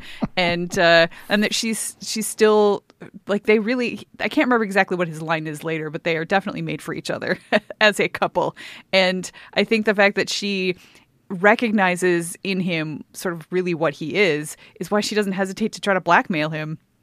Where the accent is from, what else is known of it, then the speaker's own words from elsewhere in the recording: United States; being an American